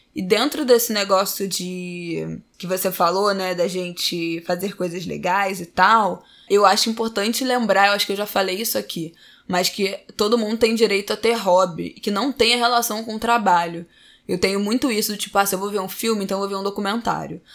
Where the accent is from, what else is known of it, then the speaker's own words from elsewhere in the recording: São Paulo, Brazil; now in Utah, United States; eu sou de São Paulo. Eu moro em Utah, nos Estados Unidos